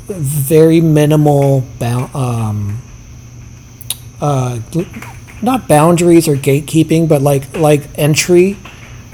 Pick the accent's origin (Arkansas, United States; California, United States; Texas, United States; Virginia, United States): Virginia, United States; Herndon; moved away; I'm from Herndon, the next town over